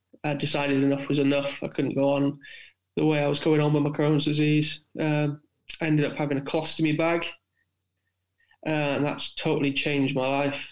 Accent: South Wales, United Kingdom; moved away; being a Welshman from South Wales originally

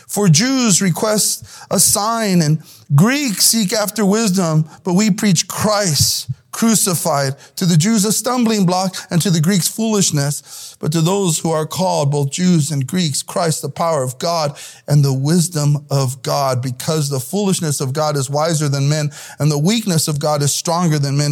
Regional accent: South El Monte, California, United States; Growing up in El-, South El Monte, which is a hard neighborhood to grow up

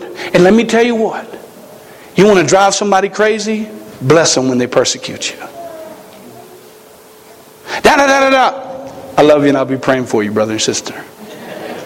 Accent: South Carolina, United States; moved away as an adult; now in Montana, United States; I come from South Carolina

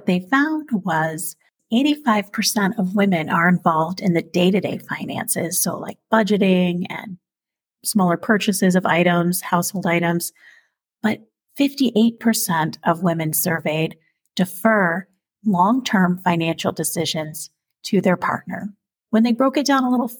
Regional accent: New Jersey, United States; moved away; I'm also originally from the East Coast, New Jersey, and family in New York

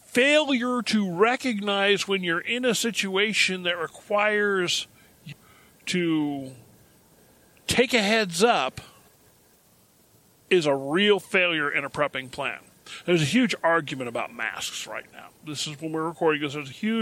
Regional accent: Tachikawa, Tokyo, Japan; I was raised a military brat, okay? I was raised in Japan.

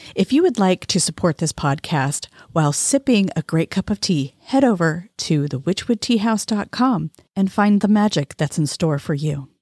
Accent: California, United States; moved away; growing up in California

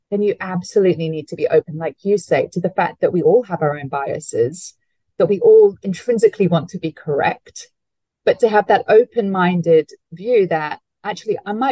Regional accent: Hong Kong; you know, I grew up overseas. I grew up in Hong Kong

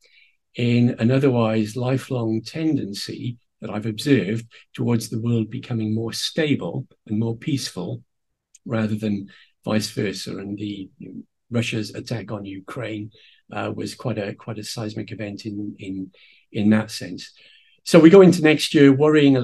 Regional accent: Wales, United Kingdom; I'm a Celt from Wales

